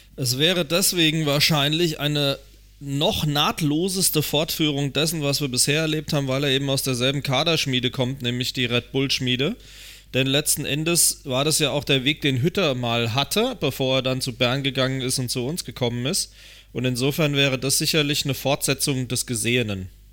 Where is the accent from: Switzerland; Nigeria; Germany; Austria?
Germany; als Deutscher